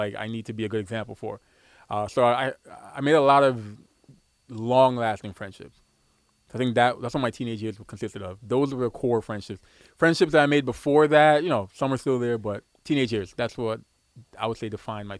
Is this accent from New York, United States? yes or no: yes; New York City, New York, United States; I grew up in Brooklyn